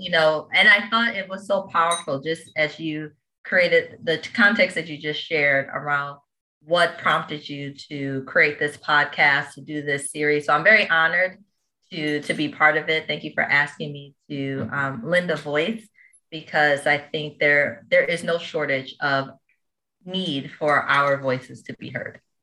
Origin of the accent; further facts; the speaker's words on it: New York City, New York, United States; I'm from Queens, Jamaica, New York. Um, born and raised, been here 30 years.